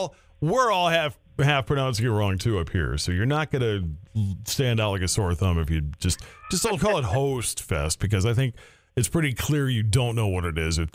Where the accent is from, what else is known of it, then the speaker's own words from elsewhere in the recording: Minneapolis, Minnesota, United States; moved away as an adult; now in North Dakota, United States; I moved up here 22 and a half years ago, and I thought I grew up in Minneapolis.